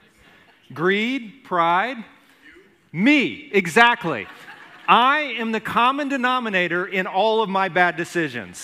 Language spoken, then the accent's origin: English; Alabama, United States; when I was growing up in Alabama